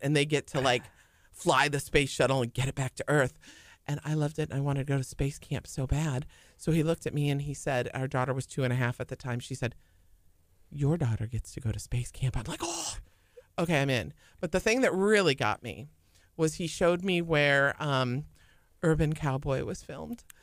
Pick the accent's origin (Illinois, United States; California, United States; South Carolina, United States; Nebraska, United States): Illinois, United States; St. Charles; moved away as an adult; also born or lived in Jackson, Tennessee / Richmond, Virginia; now in Houston, United States; I was born and raised in Saint Charles, Illinois.